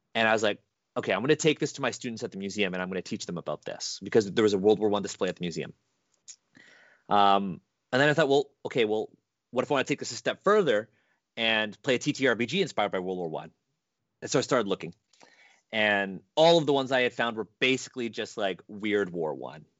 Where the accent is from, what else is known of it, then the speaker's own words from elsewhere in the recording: Canada; I was born in Canada